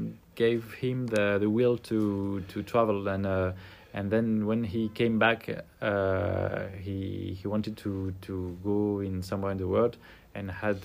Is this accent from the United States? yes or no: no; French Polynesia; English is a second language; also born or lived in Verdun, France; I grew up in French Polynesia, in a small island, which is called Tahiti.